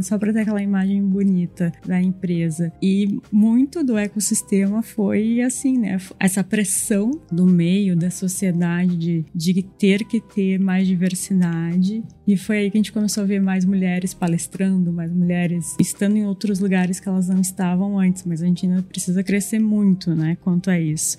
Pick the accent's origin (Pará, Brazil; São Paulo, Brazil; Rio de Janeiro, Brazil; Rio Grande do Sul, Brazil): Rio Grande do Sul, Brazil; accent: Rio Grande do Sul (gaúcho); nosso sotaque entrega muito, né? Não tem como a gente não dizer que é do Rio Grande do Sul.